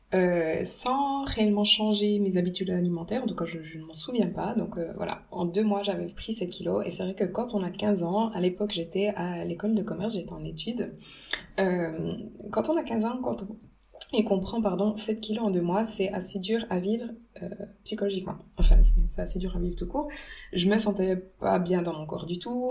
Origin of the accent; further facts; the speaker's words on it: Switzerland; quand je suis revenue en Suisse, bah, j'ai retrouvé tous les bons aliments suisses, euh, donc euh, les, fruits, le pain suisse, tout. Enfin voilà, la, la, la, cuisine de ma mère aussi